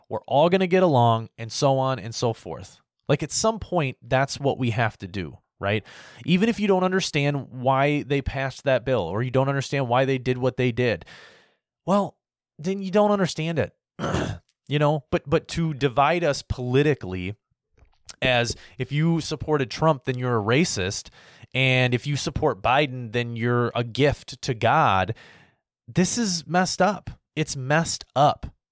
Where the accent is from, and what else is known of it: United States